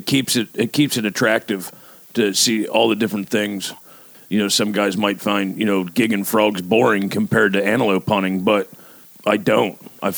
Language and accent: English; Pennsylvania, United States; I'm from Pennsylvania.